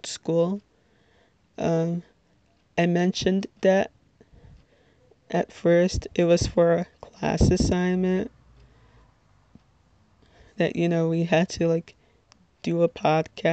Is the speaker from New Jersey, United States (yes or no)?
yes; Little Ferry, New Jersey, United States; I'm from Little Ferry, New Jersey, which, if you're not familiar with, it is in Bergen County